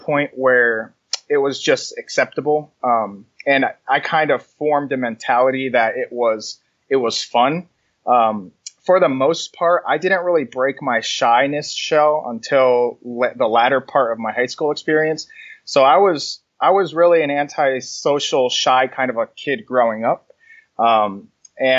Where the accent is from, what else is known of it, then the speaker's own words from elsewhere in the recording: New Jersey, United States; moved away; also born or lived in Kansas / Florida; I was born in New Jersey, and I grew up for a good portion of my life in New Jersey